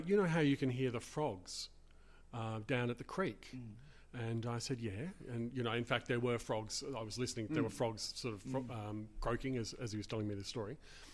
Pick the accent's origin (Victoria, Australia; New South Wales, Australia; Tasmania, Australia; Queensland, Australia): Victoria, Australia; Melbourne; I grew up, I was born in the late 60s and grew up in the 70s and 80s in Melbourne.